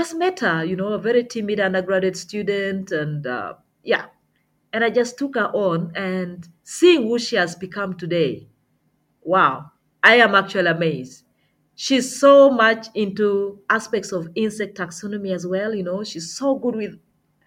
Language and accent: English; Uganda; I was from Uganda and had arrived